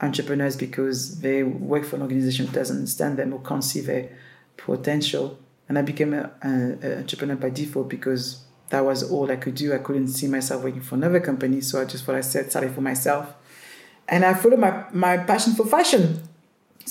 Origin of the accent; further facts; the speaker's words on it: Paris, Île-de-France, France; English is a second language; moved away; And I grew up in the ghetto of Paris